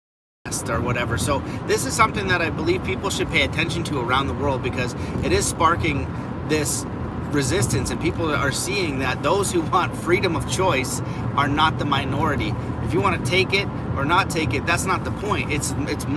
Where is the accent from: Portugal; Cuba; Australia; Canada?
Canada; as a Canadian